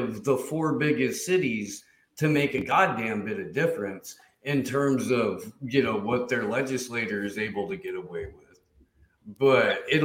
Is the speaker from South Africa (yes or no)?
no; Midwest, United States; moved away; also born or lived in California; I grew up in the Midwest